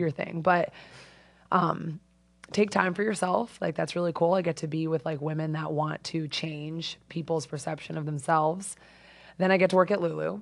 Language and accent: English; Avon, Connecticut, United States; moved away as an adult; also born or lived in Bay Area, California; I'm from Avon.